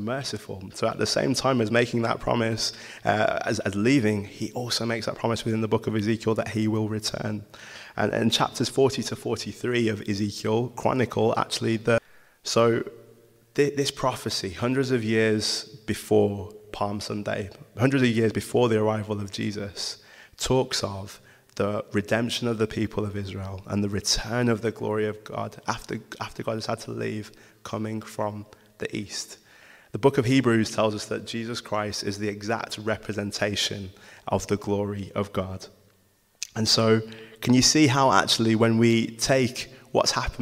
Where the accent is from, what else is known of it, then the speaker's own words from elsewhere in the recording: Wolverhampton, West Midlands, United Kingdom; So, I'm from Wolverhampton